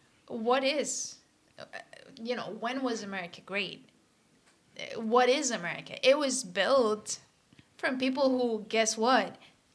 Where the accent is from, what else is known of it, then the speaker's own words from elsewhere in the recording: Puerto Rico; moved away as an adult; now in Massachusetts, United States; I grew up in Puerto Rico, so obviously I watched in Spanish.